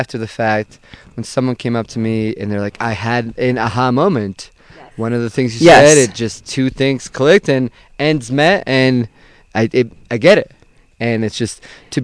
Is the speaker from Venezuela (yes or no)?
yes; Venezuela; also born or lived in Fall River, Massachusetts; now in Boston, United States; I was born and raised in Venezuela